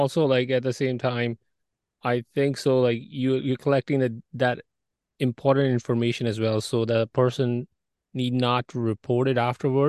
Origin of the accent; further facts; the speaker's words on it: India; moved away; I'm from India originally